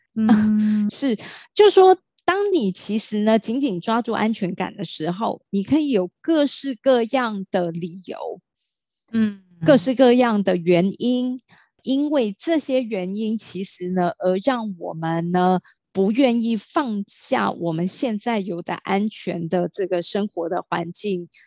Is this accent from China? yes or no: no; Taiwan; 我的父亲是从大陆移民到台湾，我是最早，而且也是刚好家里面的第一个老大，然后再，在嗯。台湾呢出生长大